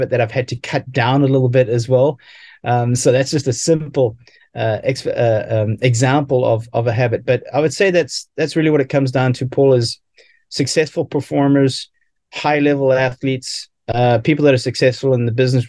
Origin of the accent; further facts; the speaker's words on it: South Africa; as an athlete growing up in South Africa